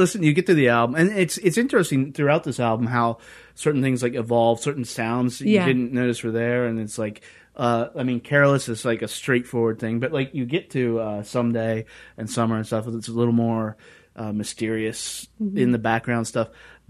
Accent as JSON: {"language": "English", "region": "the South", "country": "United States", "moved": "yes", "said": "I'm from the South"}